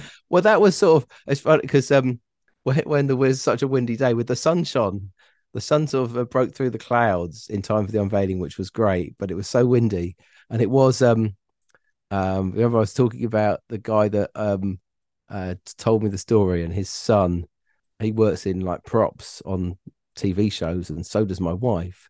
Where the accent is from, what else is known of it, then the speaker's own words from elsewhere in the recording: Plymouth, South West England, United Kingdom; I moved there when I was four, but I, you know, I grew up in Plymouth, It's my, it's my hometown.